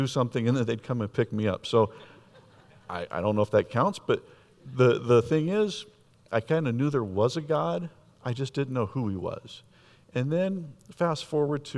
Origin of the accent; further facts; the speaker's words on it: Escondido, California, United States; I grew up in Escondido in a middle-class home